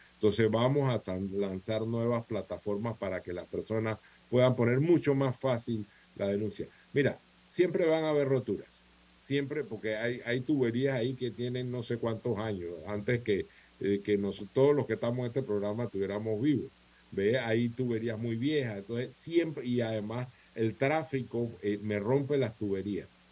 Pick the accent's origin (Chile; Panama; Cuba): Panama; Colón; yo soy de Colón, yo crecí en Colón eh, desde niño